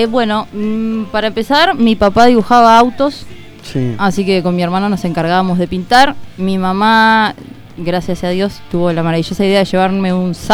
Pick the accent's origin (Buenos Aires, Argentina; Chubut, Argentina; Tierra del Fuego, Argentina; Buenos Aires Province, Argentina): Tierra del Fuego, Argentina; Río Grande; born or raised there